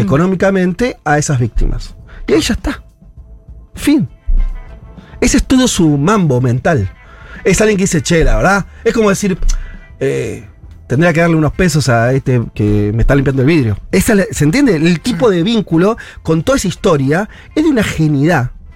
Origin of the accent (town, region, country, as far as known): Argentina